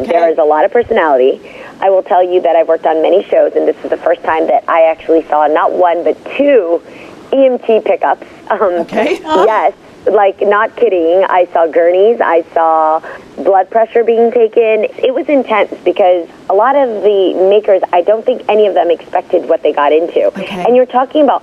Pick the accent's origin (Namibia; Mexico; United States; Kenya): United States; Bay Area, California; I was 16. I come from the Bay Area